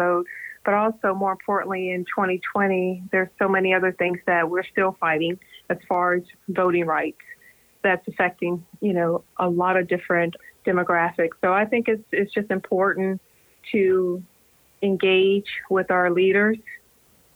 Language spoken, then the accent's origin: English; Charlotte, North Carolina, United States; moved away as an adult; I'm originally from Charlotte